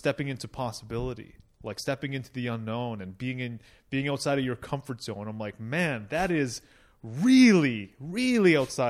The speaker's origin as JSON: {"language": "English", "town": "Toronto", "region": "Ontario", "country": "Canada", "tie": "born there", "said": "I was born in Toronto, and I feel like I'm soft because of it."}